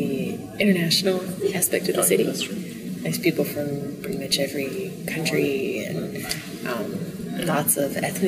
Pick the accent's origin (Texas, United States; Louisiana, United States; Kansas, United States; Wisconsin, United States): Wisconsin, United States; now in Houston, United States; I'm from the Midwest, Wisconsin. So yeah, I've lived all over since then